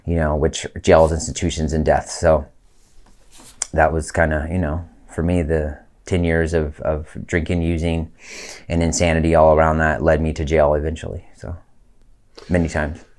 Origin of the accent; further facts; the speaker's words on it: Lake County, California, United States; also born or lived in Colorado / San Mateo, California; we moved from Colorado to California